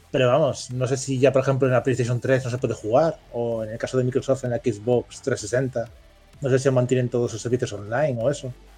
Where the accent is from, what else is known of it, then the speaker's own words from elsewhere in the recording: Spain; en España somos muy de Sony. Y digo, somos como parte del colectivo España.